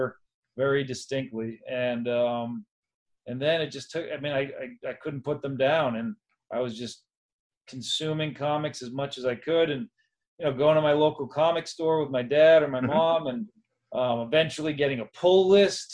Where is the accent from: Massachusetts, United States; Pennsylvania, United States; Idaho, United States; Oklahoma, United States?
Massachusetts, United States; moved away as an adult; also born or lived in Grafton, Massachusetts / Ohio / New York City; I grew up in Massachusetts. Started in a small town called Grafton. a very small kind of just country town, and then moved a little closer to Boston. And yeah, I spent all of my childhood there.